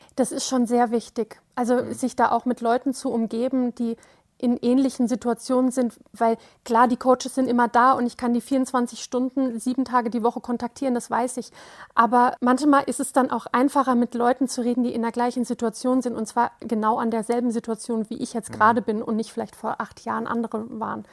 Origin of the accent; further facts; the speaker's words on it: Wiesbaden, Hesse, Germany; ich komme aus Wiesbaden